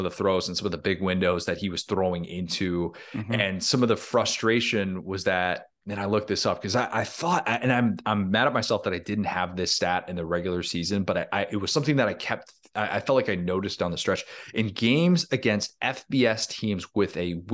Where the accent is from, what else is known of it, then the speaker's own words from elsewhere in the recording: Midwest, United States; when I grew up in the Midwest.